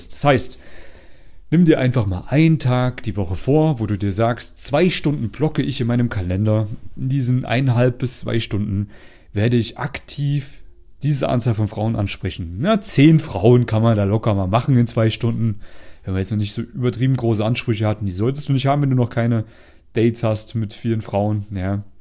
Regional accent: East Germany, Germany; now in Vienna, Austria; Ich bin ja aus Ostdeutschland. Also die, die immer so eine Kartoffel im Mund haben, wenn sie reden.

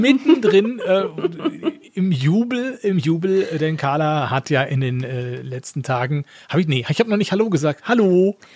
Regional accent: Essen, North Rhine-Westphalia, Germany; moved away; Da habe ich mir da meine Geburtsstadt besucht

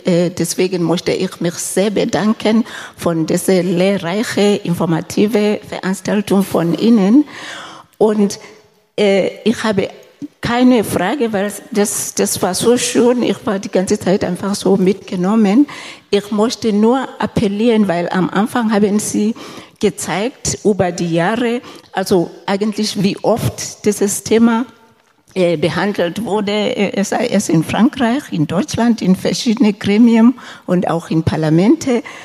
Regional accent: Lesotho; moved away; ich komme selber aus Lesotho im südlichen Afrika

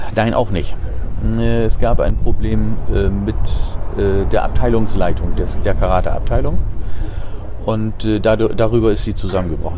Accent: Bremerhaven, Bremen, Germany; also born or lived in Harz, Lower Saxony; ich bin in Bremerhaven aufgewachsen.

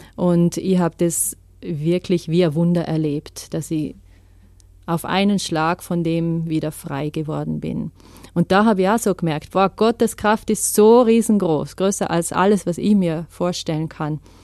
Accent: Vorarlberg, Austria; moved away as an adult; Ich bin in Vorarlberg aufgewachsen, bin eigentlich Schweizerin und Französin, aber habe mein ganzes Leben in Österreich verbracht

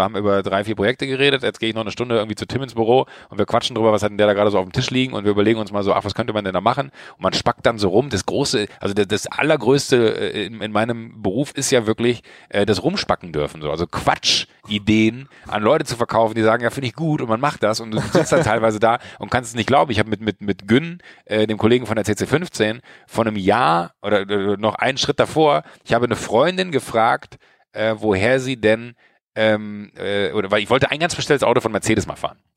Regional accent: Schwalmtal, North Rhine-Westphalia, Germany; ich bin in Schweimtal groß geworden, ich bin ein kleiner Junge vom Dorf

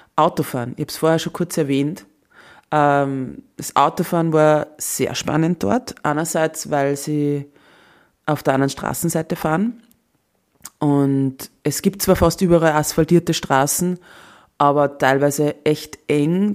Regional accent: Austria; als Österreicherin

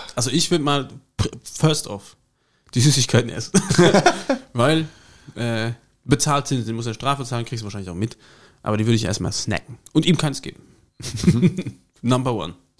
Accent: Germany; bei uns, wenn der Mosel, wo ich herkomme, gibt es Aale

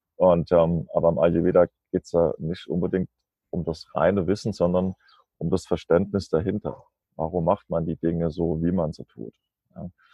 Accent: Germany; moved away as an adult; now in Kassel, Germany; ich komme ja aus der Nähe von Mannheim, also zwischen Mannheim und Darmstadt

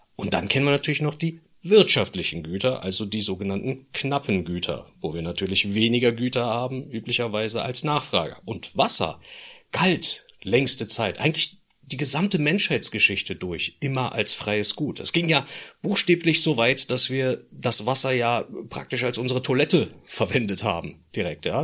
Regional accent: Berlin, Germany; als Berliner

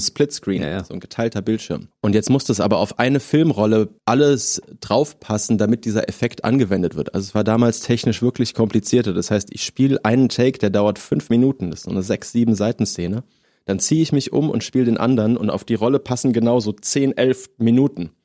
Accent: Southern Germany, Germany; now in Berlin, Germany; Eine aus Süddeutschland, da komme ich her

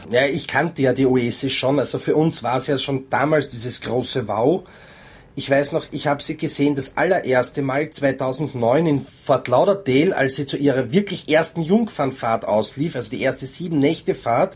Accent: Norway; now in Austria; Leben tue ich in Österreich, geboren bin ich in Norwegen

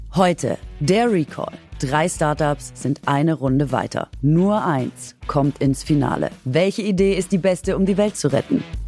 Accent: Gingen an der Brenz, Baden-Württemberg, Germany; accent: Swabian; es ist schon wieder meine Heimat

